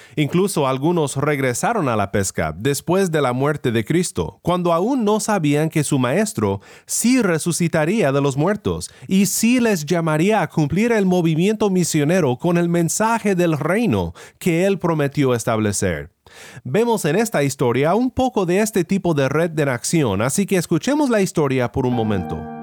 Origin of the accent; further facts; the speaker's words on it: Mexico; Donde yo crecí en México